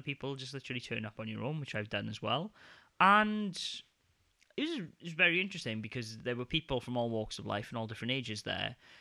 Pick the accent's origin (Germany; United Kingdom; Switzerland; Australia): United Kingdom; now in Denmark; my hometown in the U K